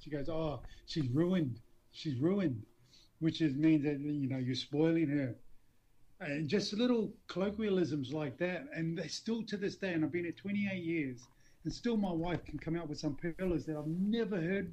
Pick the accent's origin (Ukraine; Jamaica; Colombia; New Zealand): New Zealand; Auckland; moved away as an adult; also born or lived in Dewsbury, England; now in England, United Kingdom; I was brought up in Auckland